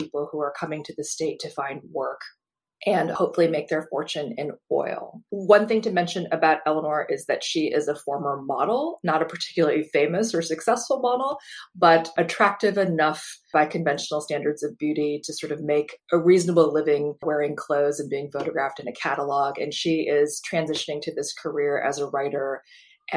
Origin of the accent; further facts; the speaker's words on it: Fargo, North Dakota, United States; moved away; growing up in North Dakota, I loved where I lived. I loved my hometown.